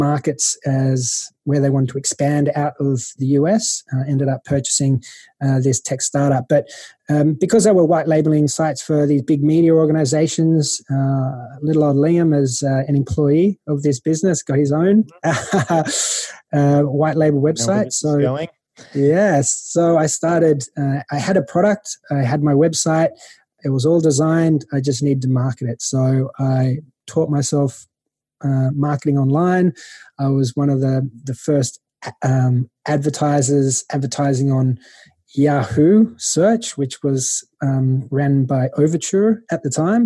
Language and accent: English; Sydney, New South Wales, Australia; moved away as an adult; now in Malta; born and raised in Sydney, Australia